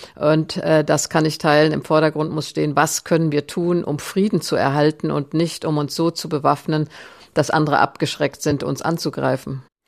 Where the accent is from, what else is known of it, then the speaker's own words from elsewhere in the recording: Germany; als Deutsche